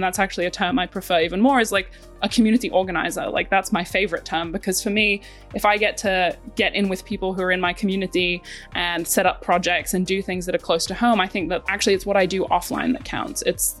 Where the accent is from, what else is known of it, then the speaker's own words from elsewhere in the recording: Bali, Indonesia; I had the absolute privilege of growing up in Southeast Asia, and I actually went to a school called the Green School in Bali